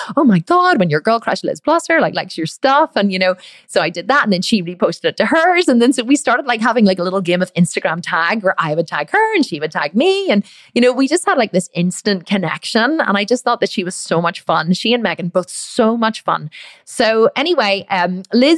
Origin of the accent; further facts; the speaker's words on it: Ireland; I'm obviously Irish